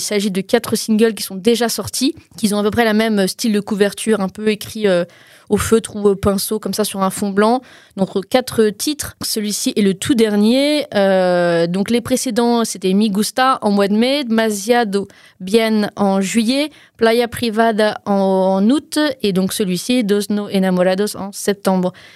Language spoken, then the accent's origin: French; Portugal; je suis portugaise, hein, pas espagnole ni mexicaine.